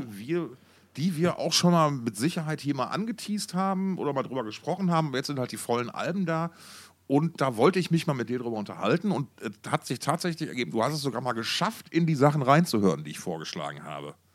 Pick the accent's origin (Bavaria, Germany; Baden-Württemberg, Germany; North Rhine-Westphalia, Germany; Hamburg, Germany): North Rhine-Westphalia, Germany; Essen; moved away; aus Alten Essen